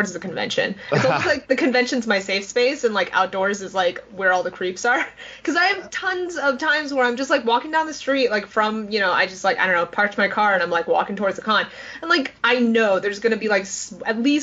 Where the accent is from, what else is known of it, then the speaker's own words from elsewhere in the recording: New York City, New York, United States; growing up in New York City